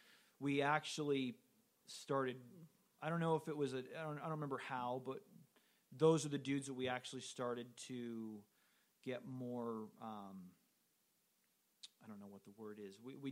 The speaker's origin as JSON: {"language": "English", "region": "California", "country": "United States", "said": "I got homesick, you know, I'm from Southern California, Boston's fucking cold."}